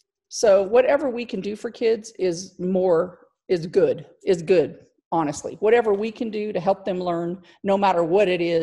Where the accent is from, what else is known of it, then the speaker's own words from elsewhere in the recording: Clovis, New Mexico, United States; I am from Clovis, New Mexico. I've lived here most of my life.